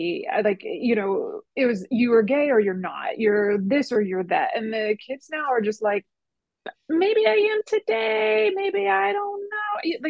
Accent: the Bay Area, California, United States; because I'm from the Bay, hella gay.

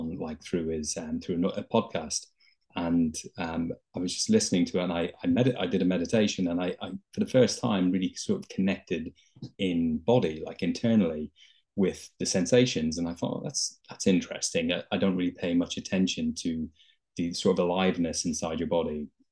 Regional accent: Dublin, Leinster, Ireland; now in London, United Kingdom; I'm originally from Dublin in Ireland, but I've lived in London for many years.

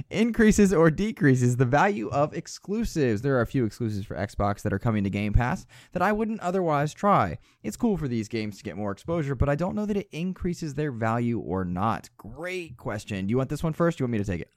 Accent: United States; I'm American.

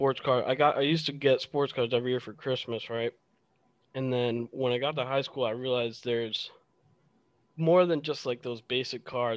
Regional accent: Hartford, Connecticut, United States; moved away as an adult; also born or lived in Massachusetts / New York; now in Boston, United States; I grew up in Connecticut originally, in the Hartford area

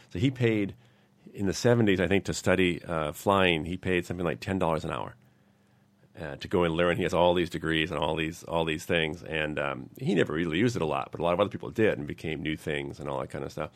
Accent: New England, United States; I'm from New England

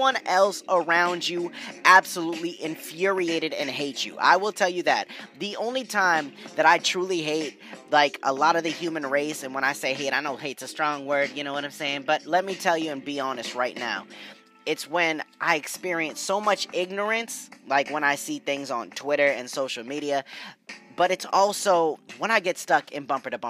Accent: New England, United States; growing up in New England

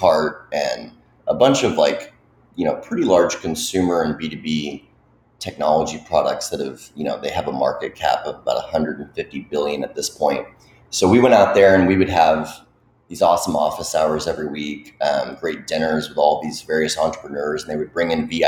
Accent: Dallas, Texas, United States; I grew up in the Dallas area

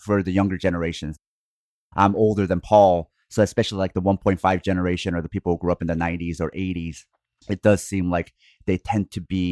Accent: Oregon, United States; I grew up also in Oregon

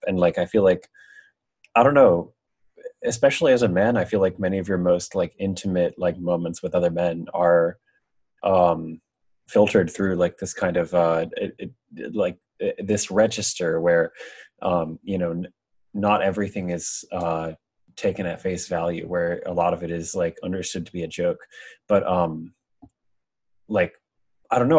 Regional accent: Pennsylvania, United States; I'm from Pennsylvania, a town called New York. You probably wouldn't have heard of it, but it was like, I mean, the town itself is like fairly like uh, developed, but like the outskirts where I grew up

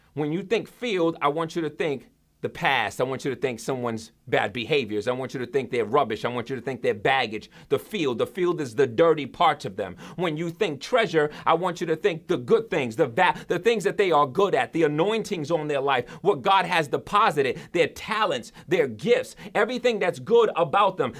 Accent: New York, United States; also born or lived in central Massachusetts; now in Massachusetts, United States; I'm from New York, but when I first came, uh, out here to Massachusetts

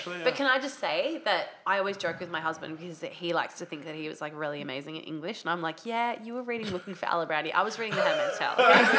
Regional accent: Sydney, New South Wales, Australia; because I grew up on the Northern Beaches.

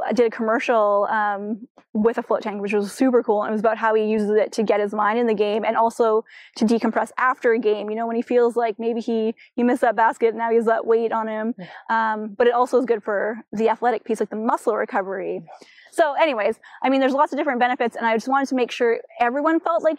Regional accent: Chilliwack, British Columbia, Canada; Growing up in Chilliwack

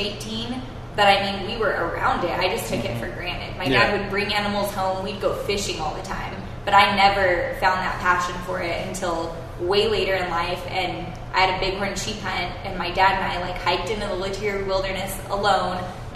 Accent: Alamogordo, New Mexico, United States; also born or lived in Santa Fe, New Mexico / Albuquerque, New Mexico; I'm a New Mexico girl. I mean, I've lived here pretty much my entire life. I was born in Santa Fe and grew up in Alamogordo until I was 14 and then moved to the big city of Albuquerque

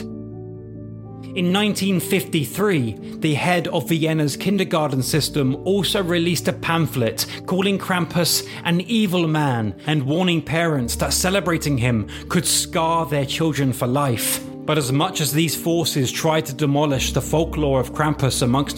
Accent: England, United Kingdom; I'm English.

